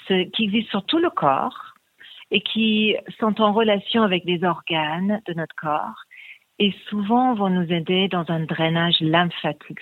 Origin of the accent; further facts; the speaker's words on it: England, United Kingdom; moved away; Je suis anglaise d'origine